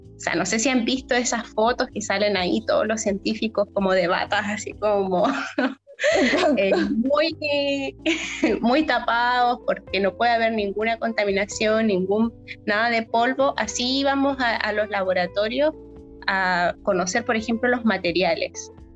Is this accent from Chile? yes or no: yes; Chile; nosotros como chilenos